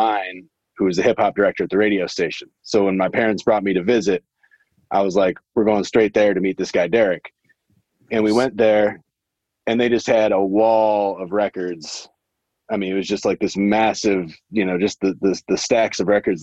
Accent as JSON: {"language": "English", "region": "Wisconsin", "country": "United States", "tie": "born or raised there", "also_born_or_lived": "San Diego / Los Angeles / Atlanta", "moved": "as an adult", "lives_now": "St. Louis, United States", "said": "I grew up in Wisconsin. And then I came to St. Louis when I was 18 for college"}